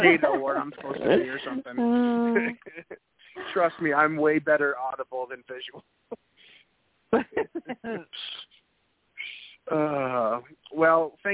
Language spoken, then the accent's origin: English; New England, United States; I'm from New England, and I'm more than familiar with snowsuits